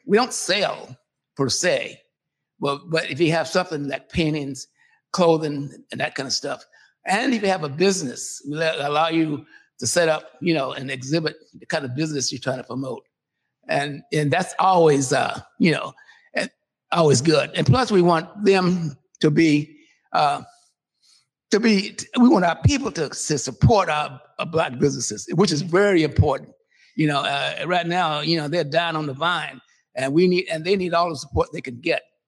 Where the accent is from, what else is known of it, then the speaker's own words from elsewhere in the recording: Seattle, Washington, United States; also born or lived in California; when I came, we came to Seattle, we came from California